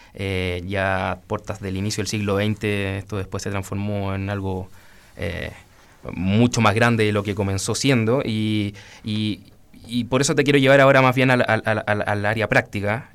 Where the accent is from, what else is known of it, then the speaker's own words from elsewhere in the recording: Chile; nos toca como chilenos a todos